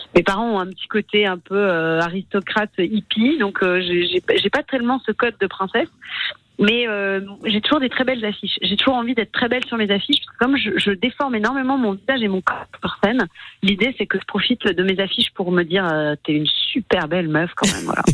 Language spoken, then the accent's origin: French; Strasbourg, Grand Est, France; je suis strasbourgeoise